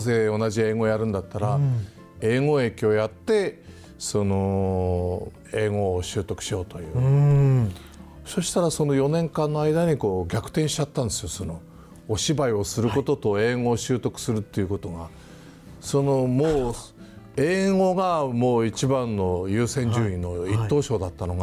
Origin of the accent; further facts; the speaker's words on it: Onagawa, Miyagi, Japan; moved away as an adult; now in Tokyo, Japan; 俺女川で生まれて育った